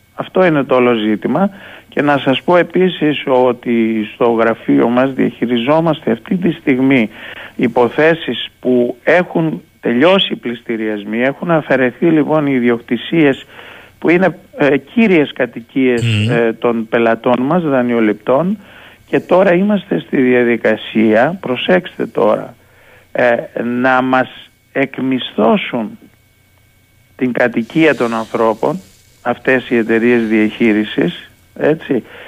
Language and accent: Greek; Greece; Εμείς λοιπόν ως Έλληνες